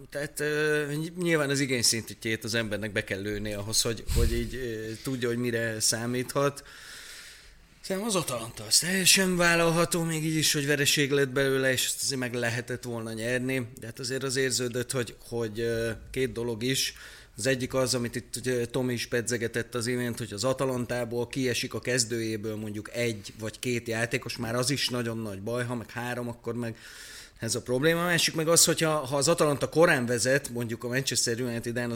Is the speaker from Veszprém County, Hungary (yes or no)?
yes; Veszprém, Veszprém County, Hungary; Veszprémi vagyok